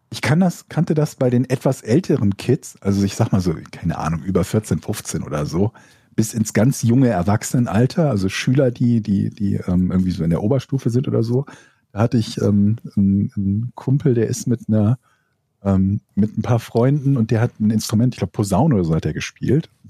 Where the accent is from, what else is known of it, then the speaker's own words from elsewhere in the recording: Rhineland, Germany; genau, wir kommen ja aus derselben Ecke. Wir kommen aus dem Rheinland, da gibt es Martinsee.